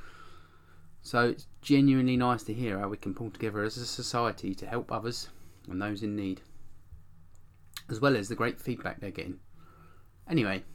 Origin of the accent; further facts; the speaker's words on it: Kent, South East England, United Kingdom; moved away; I'm from Kent originally